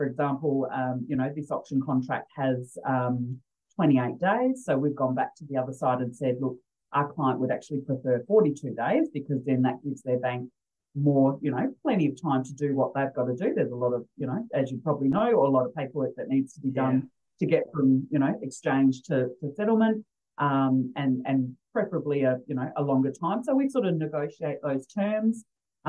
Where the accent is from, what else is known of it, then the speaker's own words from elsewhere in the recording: Adelaide, South Australia, Australia; I'm from originally from Adelaide